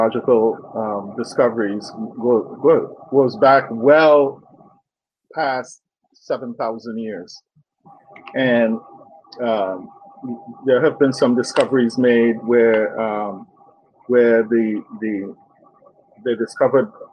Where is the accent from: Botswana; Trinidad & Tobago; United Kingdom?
Trinidad & Tobago; Mayaro, Mayaro–Rio Claro; moved away; I actually grew up in a traditional African village in Trinidad known as Mayaro